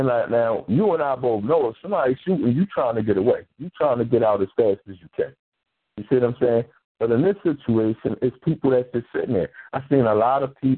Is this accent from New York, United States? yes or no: no; Philadelphia, Pennsylvania, United States; I'm from North Philly. We got an area down there called Little Puerto Rico